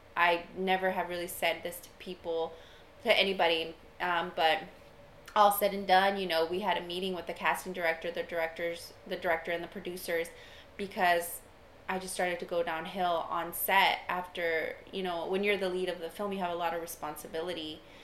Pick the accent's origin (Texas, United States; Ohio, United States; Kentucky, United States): Texas, United States; Austin; I grew up in Austin